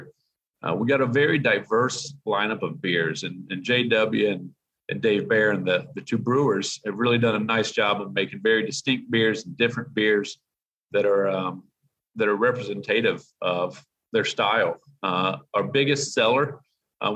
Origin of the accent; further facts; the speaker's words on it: Charlotte, North Carolina, United States; moved away as an adult; also born or lived in Jackson Hole, Wyoming; now in West Virginia, United States; Charlotte, North Carolina is where I was born.